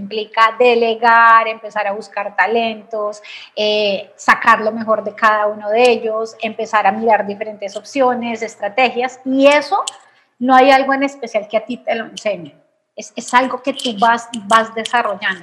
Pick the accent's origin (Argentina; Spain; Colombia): Colombia; Bogotá; soy eh, colombiana, como dijiste, nací en Bogotá, de familia eh, de Medellín, entonces de familia paisa